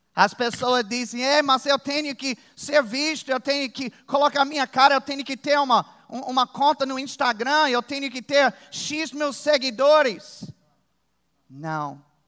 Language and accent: Portuguese; Virginia, United States; moved away; eu sou de Virgínia, nos Estados Unidos. Lá tem urso.